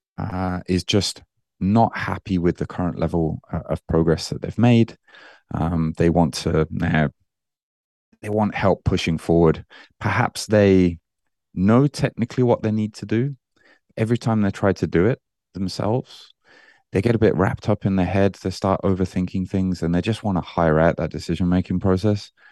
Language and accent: English; Birmingham, West Midlands, United Kingdom; moved away as an adult; now in Japan; I'm originally, you, you might, uh, hear that I don't sound very Japanese. Uh, I'm from Birmingham in the U K